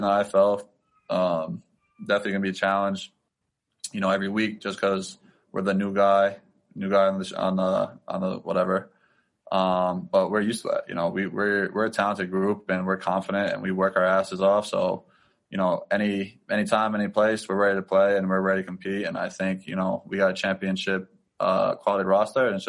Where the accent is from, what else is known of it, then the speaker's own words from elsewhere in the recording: New England, United States; put my roots kind of down here in the New England area